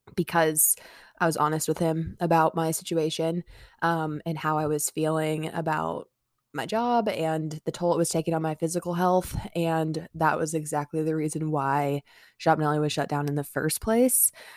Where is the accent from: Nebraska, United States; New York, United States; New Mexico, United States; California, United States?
Nebraska, United States; Omaha; I'm from Omaha, Nebraska